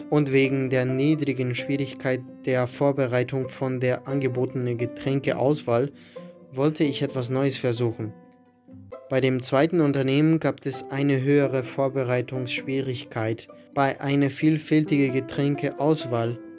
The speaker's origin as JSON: {"language": "German", "town": "Lüneburg", "region": "Lower Saxony", "country": "Germany", "tie": "born or raised there", "also_born_or_lived": "Wolfsburg", "lives_now": "Hamburg, Germany", "said": "Ich bin Einzelkind, der in Wolfsburg geboren ist, aber in Lüneburg aufgewachsen. Meine Eltern wohnen noch in Lüneburg, mit der Idee nach Wolfsburg zurückzugehen."}